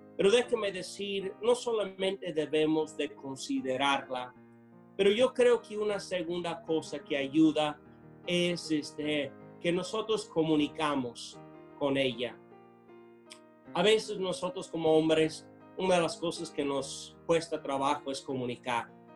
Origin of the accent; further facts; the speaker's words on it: United States; Spanish is a second language; moved away as an adult; now in Tula, Mexico; Yo siendo americano en Estados Unidos celebramos el Día de Acción de Gracias.